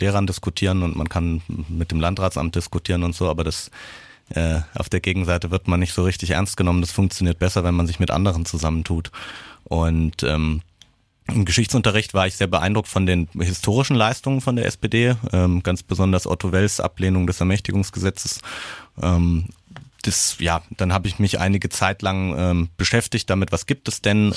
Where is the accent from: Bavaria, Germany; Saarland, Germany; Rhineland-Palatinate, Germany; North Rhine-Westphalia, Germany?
Bavaria, Germany; Aschaffenburg; ich bin in Bayern zur Schule gegangen, in Aschaffenburg